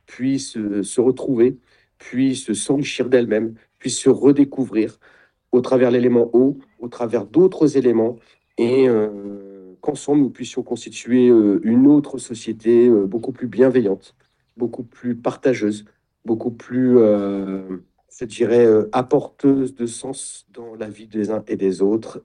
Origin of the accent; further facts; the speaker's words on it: Champagne-Ardenne, Grand Est, France; moved away; also born or lived in Nord; je suis de Champagne-Ardenne